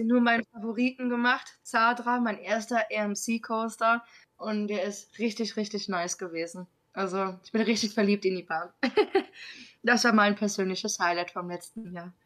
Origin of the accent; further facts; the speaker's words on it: North Rhine-Westphalia, Germany; moved away; Phantasialand ist ja eigentlich sogar mein alter Homepark. Ich komme ja eigentlich aus Nordrhein-Westfalen